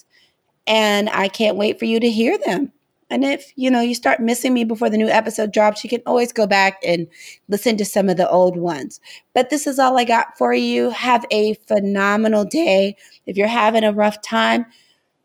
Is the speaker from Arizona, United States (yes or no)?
no; St. Louis, Missouri, United States; We're both from St. Louis, but we didn't know each other in St. Louis